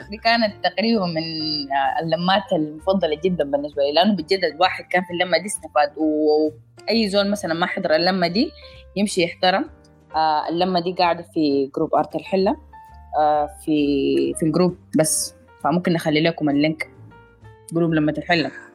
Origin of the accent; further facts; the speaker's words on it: Sudan; انا سودانيه